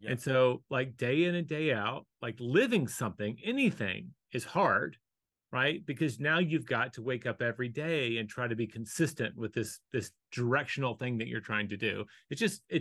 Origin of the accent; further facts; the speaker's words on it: Fargo, North Dakota, United States; born there; I was born in Fargo and I want warmer weather